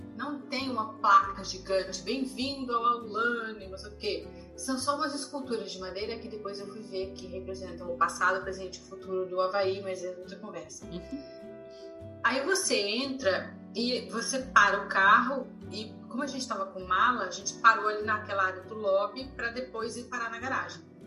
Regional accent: Florianópolis, Santa Catarina, Brazil; now in California, United States; E eu cresci em Florianópolis, numa cidade de praia

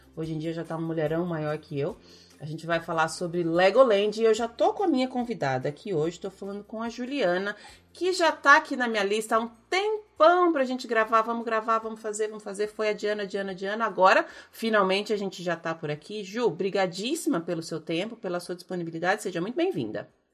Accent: Brazil; moved away; minha vida aqui como brasileira sofredora imigrante

